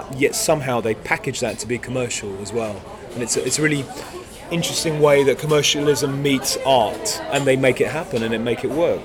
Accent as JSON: {"language": "English", "country": "France", "tie": "born or raised there", "moved": "yes", "lives_now": "United Kingdom", "said": "I was born in France. So I was already a fluent French speaker."}